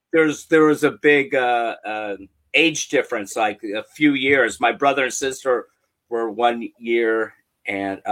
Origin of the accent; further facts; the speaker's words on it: Beverly Hills, California, United States; I actually grew up in Beverly Hills, so it was a little more charmed.